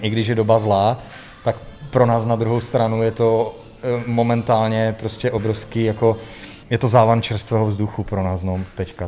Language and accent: Czech; Ostrava, Moravian-Silesian Region, Czechia; also born or lived in Prague; now in Horoměřice, Czech Republic; Jsem, jsem Ostravák, no. Už jako 20 let, už žijeme v Praze